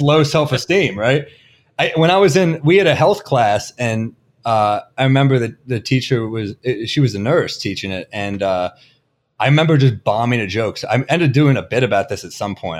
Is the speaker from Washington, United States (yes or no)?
no; New York City, New York, United States; Originally, like, the Chelsea Flatiron area and then Upper East Side